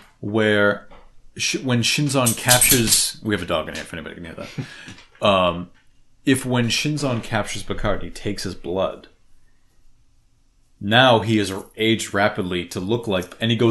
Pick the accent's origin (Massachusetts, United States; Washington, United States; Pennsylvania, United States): Massachusetts, United States; Boston; accent: Boston; you're all gonna have to deal with my Boston accent now.